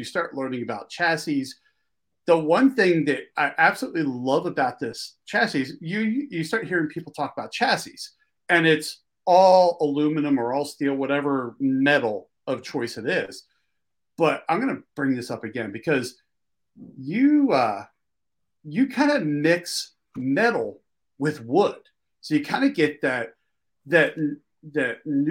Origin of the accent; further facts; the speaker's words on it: Philadelphia, Pennsylvania, United States; accent: Philly; Sometimes my East Coast accent, because I grew up in Philly, sometimes my Philly accent just totally overrides words